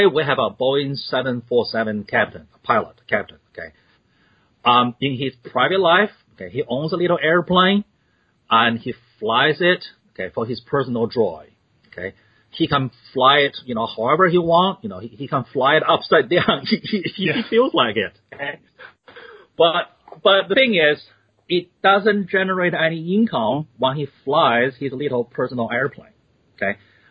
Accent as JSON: {"language": "English", "country": "China", "tie": "born or raised there", "also_born_or_lived": "Australia", "moved": "yes", "lives_now": "United States", "said": "I was born in China. And I'm twice the immigrant. First time moved to Australia"}